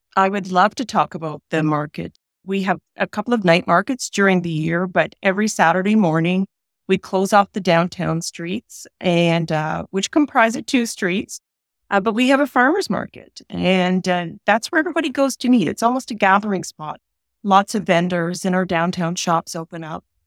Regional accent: Peterborough, Ontario, Canada; also born or lived in Long Sault, Ontario; now in Strathroy, Canada; I was born in Peterborough, Ontario

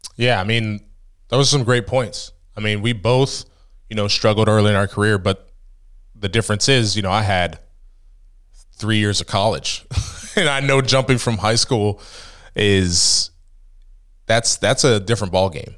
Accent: Ohio, United States; now in Pennsylvania, United States; I'm from Ohio

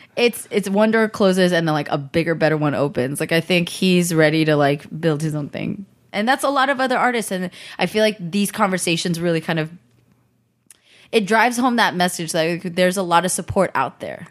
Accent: the Bay Area, California, United States; I grew up in the Bay, like right there

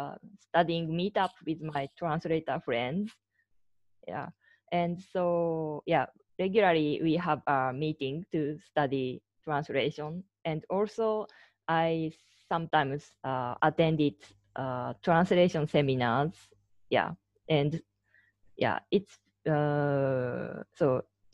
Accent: Chiba, Japan; English is a second language; also born or lived in Osaka / Austria; now in Tokyo, Japan; I'm originally from Chiba Prefecture in Japan, and I have lived and worked in Osaka and in Austria, and now I live in Tokyo

